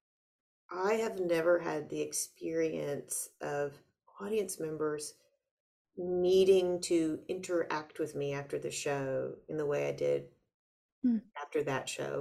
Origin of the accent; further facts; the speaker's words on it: United States; I'm an American too